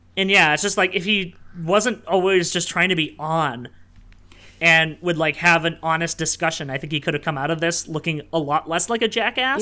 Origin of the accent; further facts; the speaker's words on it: Sudbury, Ontario, Canada; my hometown of Sudbury, Ontario